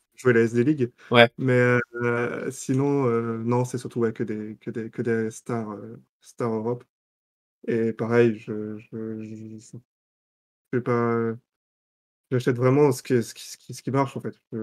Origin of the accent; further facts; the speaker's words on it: Lorient, Brittany, France; j'ai grandi à Lorient